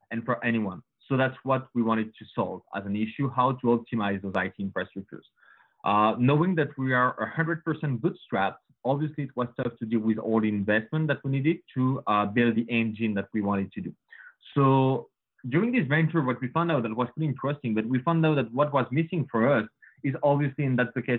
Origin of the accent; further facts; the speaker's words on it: Paris, Île-de-France, France; accent: French; English is a second language; moved away as an adult; now in Canada; as you can hear with my accent, guys, I'm French. So sure. Born and raised in Paris.